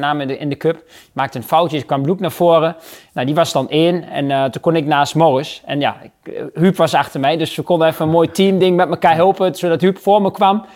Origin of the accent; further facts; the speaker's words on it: Netherlands; als Nederlanders